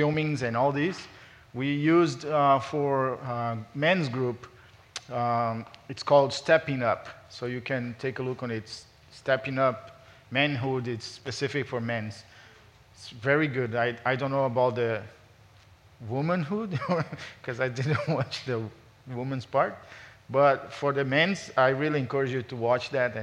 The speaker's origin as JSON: {"language": "English", "country": "Brazil", "also_born_or_lived": "Los Angeles, United States", "moved": "as an adult", "lives_now": "United States", "said": "I'm from Brazil."}